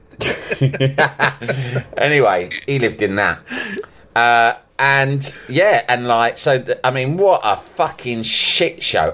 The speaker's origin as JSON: {"language": "English", "region": "London", "country": "United Kingdom", "tie": "born or raised there", "accent": "English"}